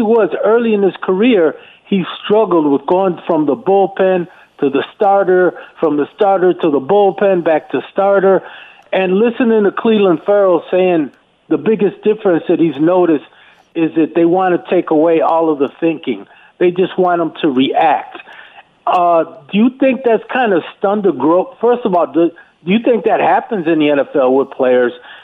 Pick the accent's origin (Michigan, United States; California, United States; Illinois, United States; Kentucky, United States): Illinois, United States; Chicago; moved away; I'm originally from Chicago